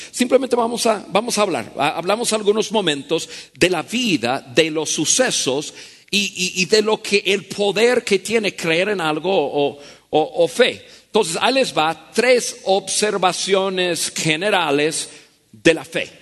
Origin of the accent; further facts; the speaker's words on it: United States; Spanish is a second language; moved away as an adult; now in Mexico; En mi país, yo nací en Estados Unidos